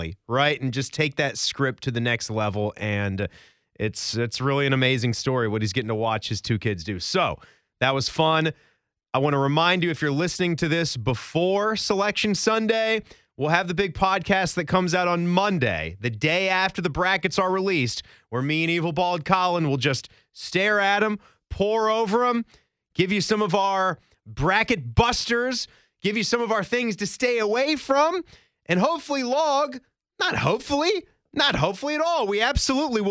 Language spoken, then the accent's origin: English; Virginia, United States; I grew up in Virginia